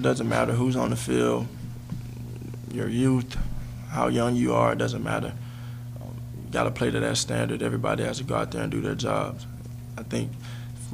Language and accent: English; Texas, United States; I grew up in Texas